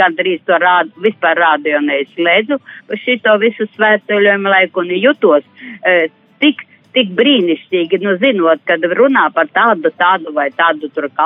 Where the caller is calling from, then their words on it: Plākanciems, Latvia; no Plākantiema, kas jums ļoti, ļoti bieži zvana